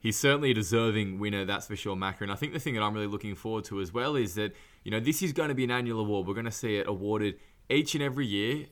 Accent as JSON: {"language": "English", "town": "Newcastle", "region": "New South Wales", "country": "Australia", "said": "I'm from Newcastle, which is obviously a bit closer to Foster"}